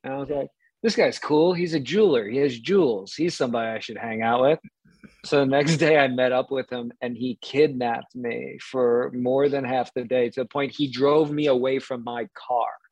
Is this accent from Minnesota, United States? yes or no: no; New York City, New York, United States; I grew up in New York City